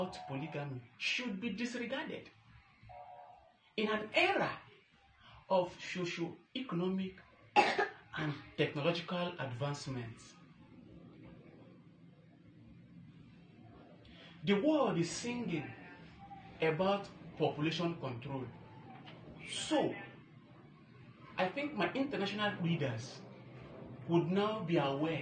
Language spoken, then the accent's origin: English; Ochagbe Village, Cross River, Nigeria; from Ochagbe Village in Africa 2, Cross River State, Nigeria. I live all through in Nigeria. I can categorically tell you that growing up here